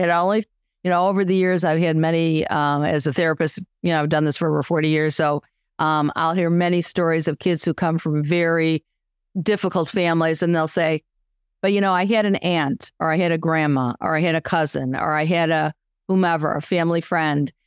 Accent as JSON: {"language": "English", "town": "Chicago", "region": "Illinois", "country": "United States", "said": "I'm Chicago"}